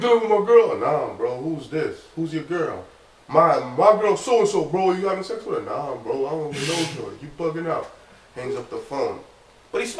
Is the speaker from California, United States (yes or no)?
no; New York City, New York, United States; also born or lived in Haiti; I've been in Brooklyn way longer than I lived in Haiti